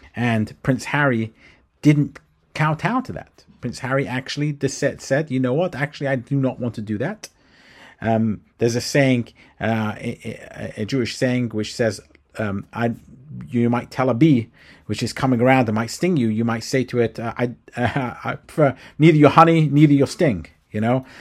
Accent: London, United Kingdom; moved away as an adult; now in United States; I am British, or was brought up in London, England

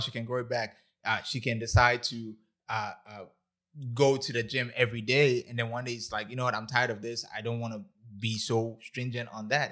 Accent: Ghana; I'm Ghanaian

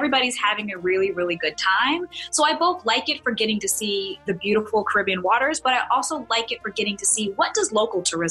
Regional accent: North Carolina, United States; I'm from North Carolina. I grew up going to the beach on the Atlantic

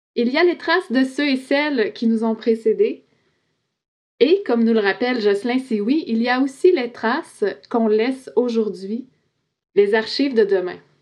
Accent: Quebec, Canada; Je suis québécoise, je suis non autochtone

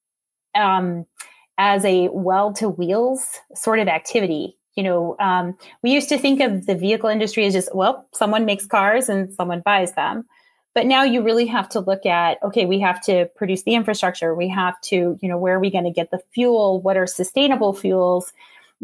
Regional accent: Western United States, United States; now in Michigan, United States; I grew up in the Western United States

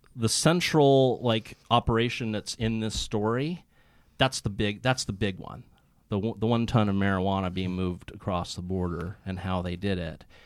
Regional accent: Santa Cruz, California, United States; Santa Cruz, which is where I'm from

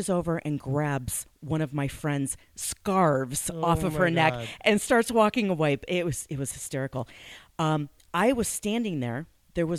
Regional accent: Madison, Wisconsin, United States; I'm originally from Madison, Wisconsin.

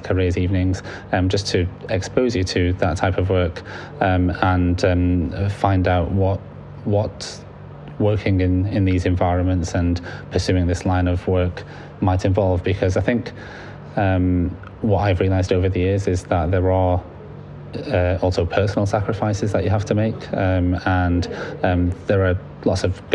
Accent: Manchester, North West England, United Kingdom; also born or lived in Libya; in Manchester, in my hometown

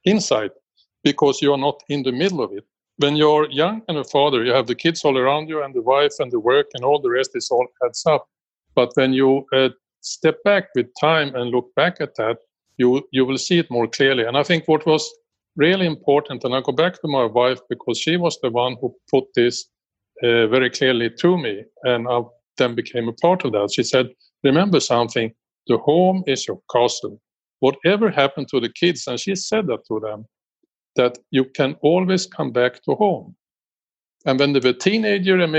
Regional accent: Sweden; born in Sweden in 1948

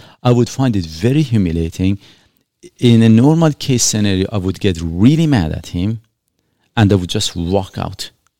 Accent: Shiraz, Fars, Iran; And trust me, I did not come here for the weather. I'm coming from Shiraz in Iran. Beautiful, beautiful weather, like California, if not better, in all honesty.

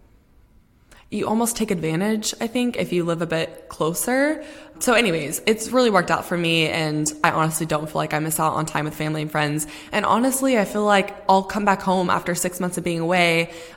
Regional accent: Texas, United States; moved away as an adult; now in London, United Kingdom; home in Texas

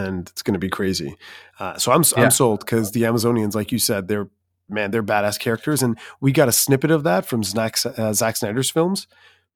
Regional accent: Canada; We're Canadian

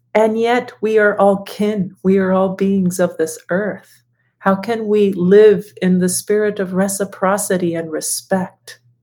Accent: Guatemala; growing up in Guatemala

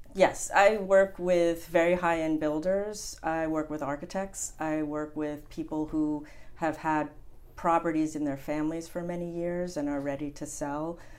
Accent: New Jersey, United States; also born or lived in Montauk, New York; now in Hamptons, United States; I'm originally from New Jersey, and um, my mother decided in the family that we would summer in the Hamptons

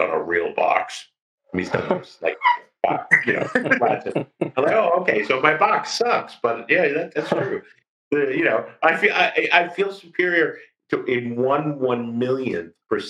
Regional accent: New Jersey, United States; now in Chicago, United States; growing up in Jersey

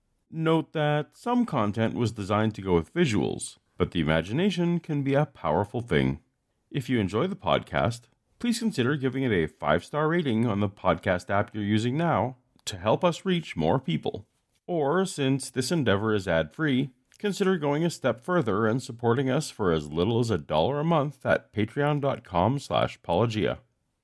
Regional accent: Canada; I am from Canada.

